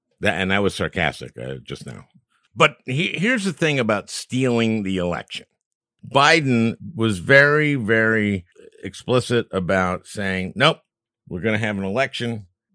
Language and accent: English; Minnesota, United States; oh boy, I'm from Minnesota, I'm Lutheran.